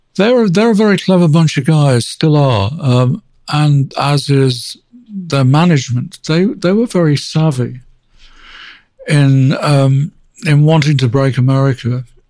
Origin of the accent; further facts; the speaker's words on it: Manchester, North West England, United Kingdom; I grew up um, in Manchester, outside Manchester